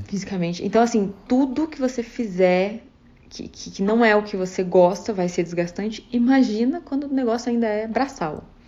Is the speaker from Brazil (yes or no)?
yes; Brazil; moved away as an adult; now in Vancouver, Canada; eu, como brasileira